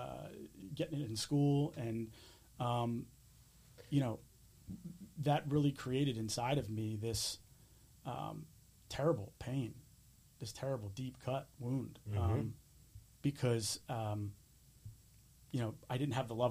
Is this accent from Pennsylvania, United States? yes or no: yes; Springfield, Pennsylvania, United States; also born or lived in Clifton Heights, Pennsylvania; I grew up in Delaware County, you know, when I was very, very young. Clifton Heights I lived